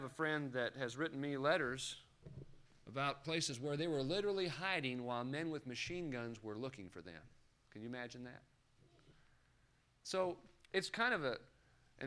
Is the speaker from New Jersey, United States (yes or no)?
no; Los Angeles, California, United States; When I was growing up in Los Angeles County